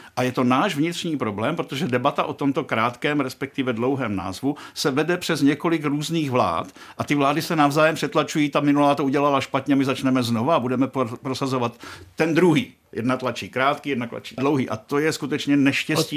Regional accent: Czechia; Když se mě ptali, odkud jste, já říkám Czech Republic

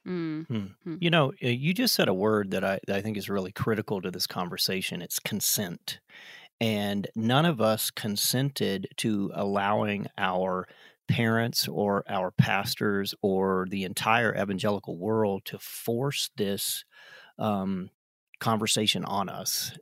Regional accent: South Carolina, United States; we are both from South Carolina

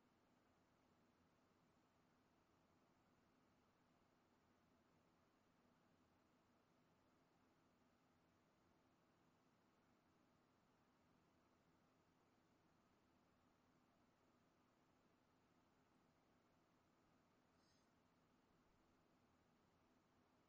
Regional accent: United States; I'm American

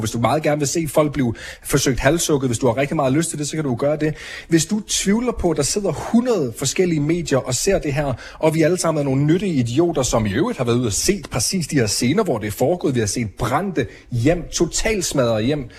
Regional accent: Denmark; moved away as an adult; now in Israel; Jeg er vokset op i Danmark, jeg er flyttet til Israel i en alder af 27, år

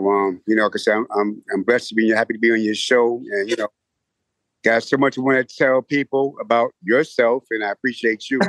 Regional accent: New York City, New York, United States; Growing up in the Hollis area

